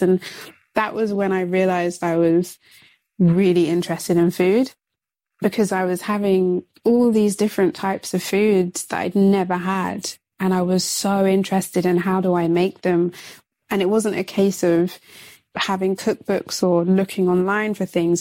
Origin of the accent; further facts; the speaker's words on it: London, United Kingdom; I'm I'm from London